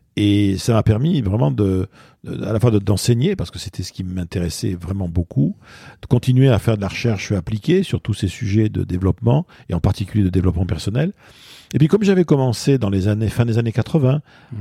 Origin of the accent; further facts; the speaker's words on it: Bordeaux, Nouvelle-Aquitaine, France; moved away as an adult; also born or lived in Basque Country; now in Paris, France; je suis bordelais d'origine, je suis né à Bordeaux. J'ai grandi enfant, tout petit garçon, j'étais dans le Pays Basque chez mes grands-parents. Et j'ai fait toute ma scolarité vraiment à Bordeaux.